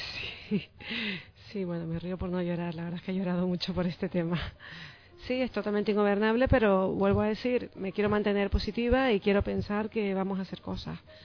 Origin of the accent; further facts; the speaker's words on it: Canary Islands, Spain; a los canarios